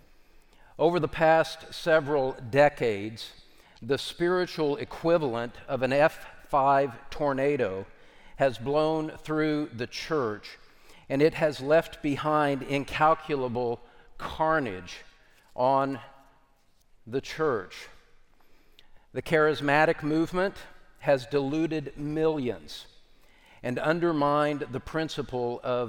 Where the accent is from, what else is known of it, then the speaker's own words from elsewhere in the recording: Kentucky, United States; my home state of Kentucky